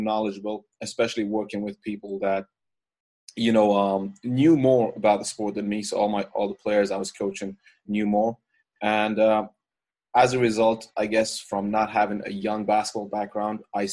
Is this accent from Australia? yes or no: no; Ireland; moved away as an adult; I'm originally from Ireland. I grew up there, and that's kind of where I started my coaching career